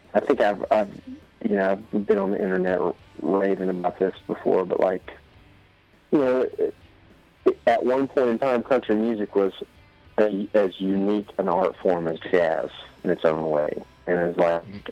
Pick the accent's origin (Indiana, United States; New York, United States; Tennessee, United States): Tennessee, United States; East; I'm a hick from East Tennessee